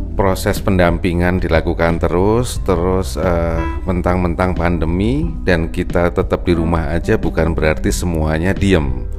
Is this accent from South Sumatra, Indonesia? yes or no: no; Lampung, Indonesia; also born or lived in Yogyakarta; now in Jakarta, Indonesia; Eh, ibu saya memang dari Jogja, bapak saya dari Jawa Timur, tapi saya lahir di Lampung